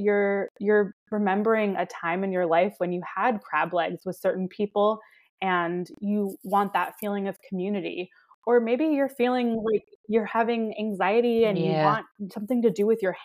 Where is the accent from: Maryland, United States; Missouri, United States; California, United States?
Maryland, United States; Baltimore; now in Los Angeles, United States; I grew up in Baltimore